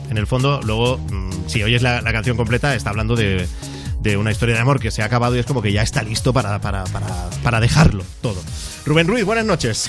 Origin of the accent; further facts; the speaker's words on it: Catalonia, Spain; como soy catalán